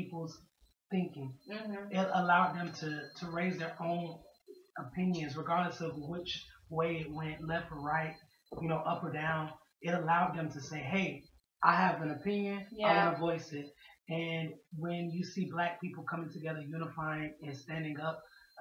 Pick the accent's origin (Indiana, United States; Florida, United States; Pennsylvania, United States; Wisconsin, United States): Florida, United States; Ocala; now in Atlanta, United States; I'm from Ocala, Florida